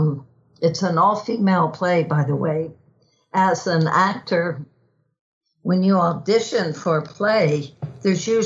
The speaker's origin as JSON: {"language": "English", "region": "Texas", "country": "United States", "tie": "born or raised there", "said": "growing up in Texas"}